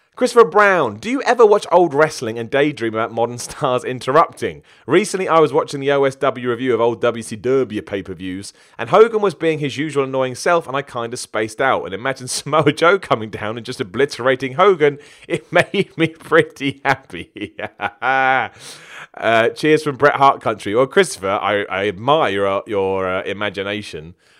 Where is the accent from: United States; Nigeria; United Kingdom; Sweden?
United Kingdom; I'm British.